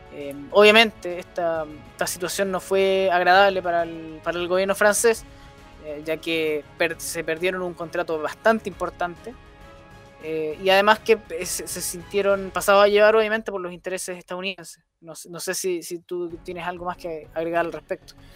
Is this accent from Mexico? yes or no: no; Chile; como chilenos